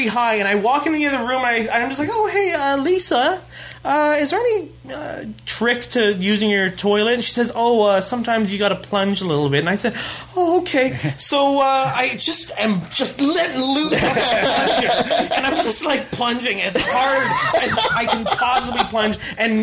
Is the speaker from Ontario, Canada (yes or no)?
yes; Ontario, Canada; moved away; I'm from Ontario, and I just recently went back. I drove back to Toronto